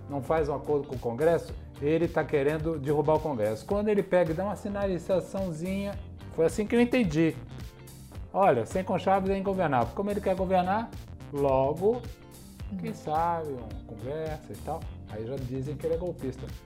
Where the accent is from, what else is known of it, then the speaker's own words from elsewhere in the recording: Bahia, Brazil; Porque venho da Bahia, sou conhecido como doido, e para conversar com doido, sou outro doido.